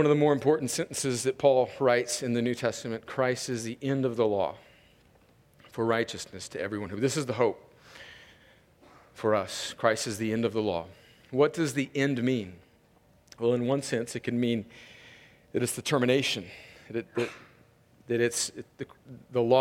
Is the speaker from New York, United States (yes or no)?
no; California, United States; I grew up right on the Mexican border